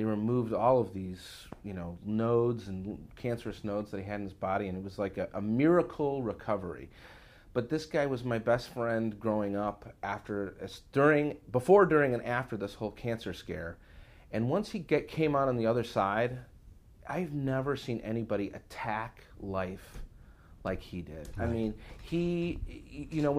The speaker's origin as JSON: {"language": "English", "town": "Chicago", "region": "Illinois", "country": "United States", "tie": "born or raised there", "said": "the kids growing up in Chicago that I hung around"}